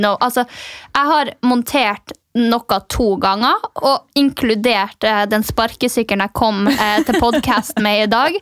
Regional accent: Finnmark, Norway; jeg er fra Finnmark

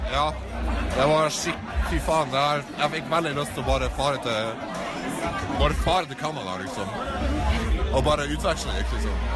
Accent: Harstad, Troms, Norway; Harstad, min hjemby Harstad

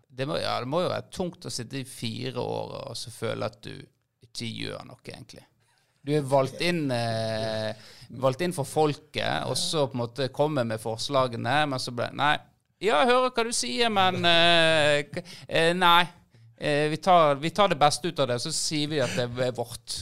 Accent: Florø, Vestland, Norway; Vi er jo fra Florø

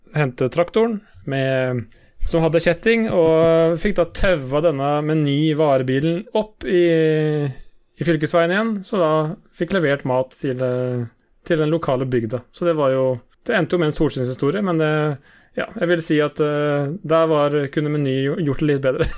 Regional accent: Sarpsborg, Østfold, Norway; Sjøl er jeg jo fra Sarpsborg

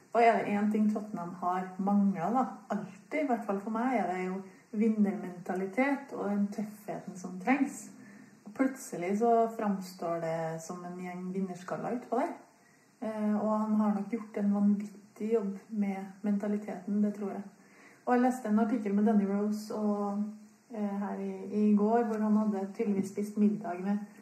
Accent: Trondheim, Trøndelag, Norway; du hører jo at jeg kommer fra Trondheim

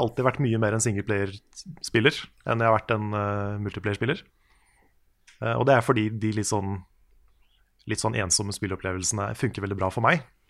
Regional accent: Tønsberg, Vestfold, Norway; hjemme i Tønsberg

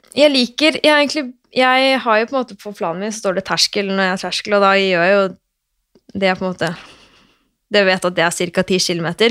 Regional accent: Oslo, Norway; jeg er fra Røa i Oslo.

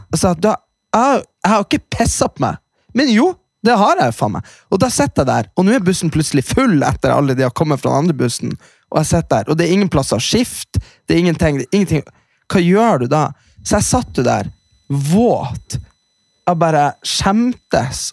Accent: Hamarøy, Nordland, Norway; kommunen der vi er fra

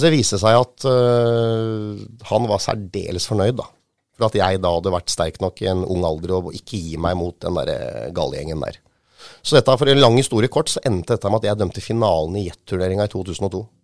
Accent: Hamar, Innlandet, Norway; jeg vokste jo opp på Hamar i Solhellinga

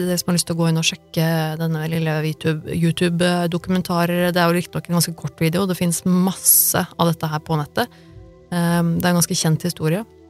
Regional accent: Norway; jeg er født og oppvokst i Norge

